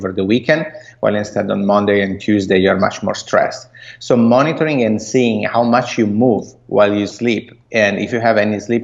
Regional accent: Italy; accent: Italian; English is a second language; moved away as an adult; now in United States; I'm Italian, as you might guess from my accent. And I moved here in the U.S. 6 years ago.

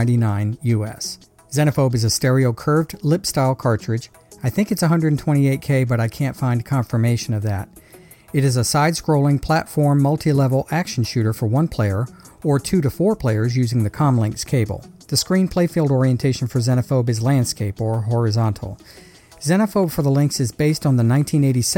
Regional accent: United States; I'm an American through and through

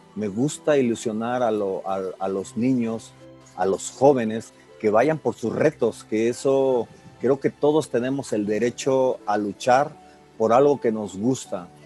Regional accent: Calnali, Hidalgo, Mexico; moved away; soy originario del estado de Hidalgo y bueno, una característica también de, trascender eh, es de que soy de un, pueblito del estado de Hidalgo. El nombre pues no es conocido, se llama Calnali Hidalgo.

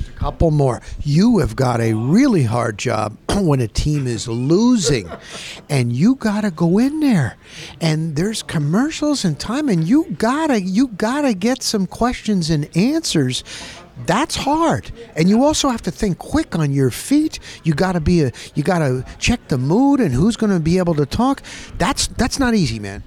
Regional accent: New Jersey, United States; moved away as an adult; also born or lived in Littleton, Colorado; now in Tampa, United States; I came down here. I'm from New Jersey.

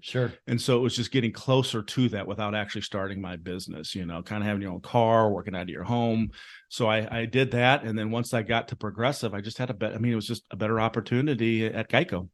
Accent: Jacksonville, Illinois, United States; moved away as an adult; also born or lived in South Carolina / Chicago; growing up in jacksonville illinois right outside of springfield

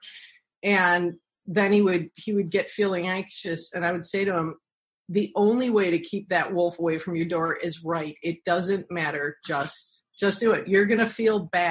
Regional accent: Bay Village, Ohio, United States; I grew up in Bay Village, Ohio

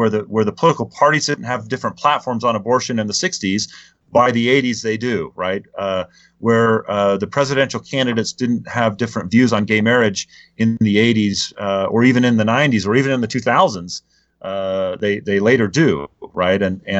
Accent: Utah, United States; before the political caucus meetings were held in Utah, I was asked in my home state to speak at a fireside about civility

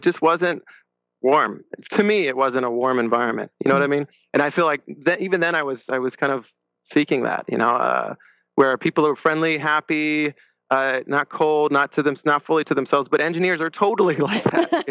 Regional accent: La Crescenta, California, United States; Grew up in La Crescenta, California

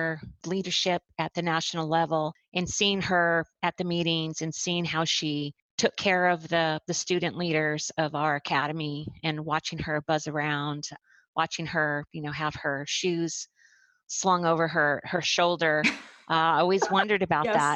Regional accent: Phoenix, Arizona, United States; I grew up in Phoenix, Arizona, on the west side of Phoenix

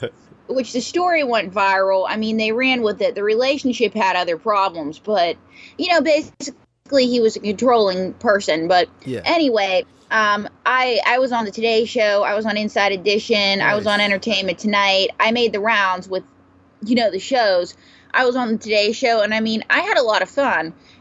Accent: New York, United States; I'm a New Yorker

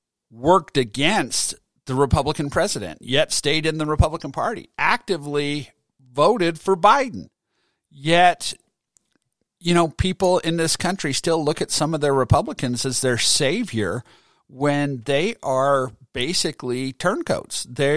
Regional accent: Utah, United States; I'm from Utah

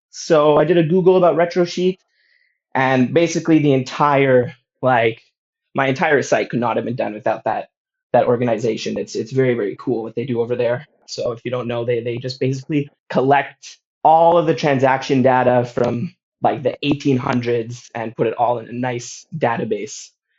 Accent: Toronto, Ontario, Canada; now in Ho Chi Minh City, Vietnam; So I'm from Toronto, Canada, but I currently live in Ho Chi Minh City, Vietnam, and I'm a teacher here.

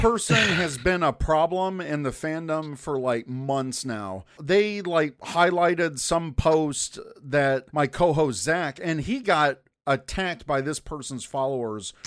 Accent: United States; now in Chicago, United States; as an American

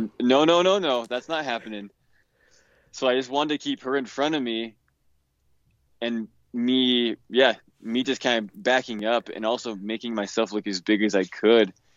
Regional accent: Utah, United States; I grew up here in Utah

